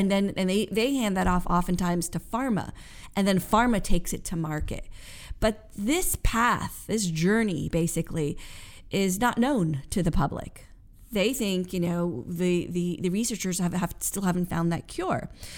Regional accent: Westport, United States; I grew up in Westport.

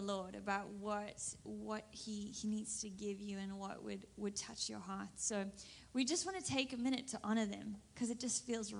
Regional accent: South Africa; accent: South African; now in Redding, United States; I'm South African, so you'll hear the accent quite quickly

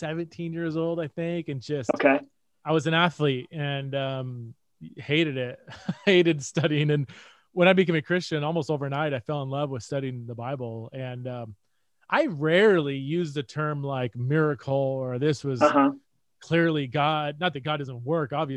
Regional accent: Fresno, California, United States; moved away as an adult; also born or lived in San Diego / Los Angeles / Scotland / Ohio; now in Boise, United States; born and raised in California, grew up in Fresno, Central Valley, California

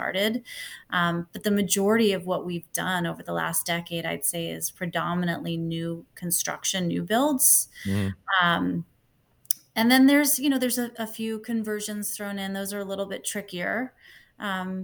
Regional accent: Long Island, New York, United States; moved away as an adult; now in US West Coast; I grew up in New York, in Long Island

